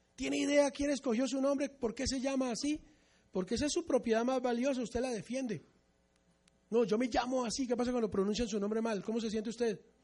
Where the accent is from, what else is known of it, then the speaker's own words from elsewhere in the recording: Colombia; nosotros los mesiánicos amemos a Israel como colombianos con un apellido bien goy